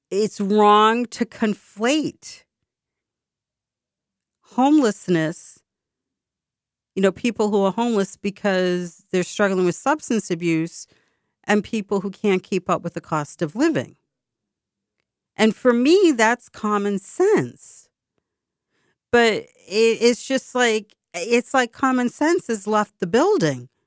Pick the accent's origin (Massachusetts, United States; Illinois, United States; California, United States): Massachusetts, United States; Boston; it's very expensive to live in my hometown. I love my hometown dearly.